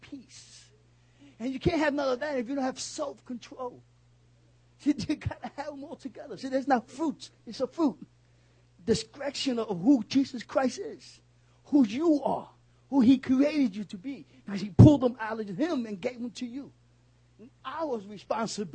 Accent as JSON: {"language": "English", "town": "New York City", "region": "New York", "country": "United States", "said": "I'm a New Yorker."}